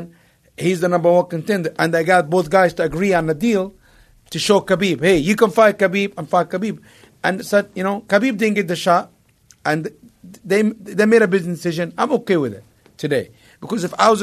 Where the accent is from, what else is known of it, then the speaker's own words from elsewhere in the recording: Egypt; moved away; growing up in Egypt